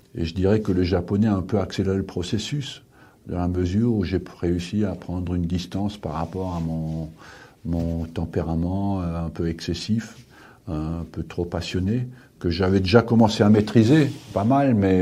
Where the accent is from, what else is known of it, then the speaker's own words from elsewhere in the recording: France; je suis français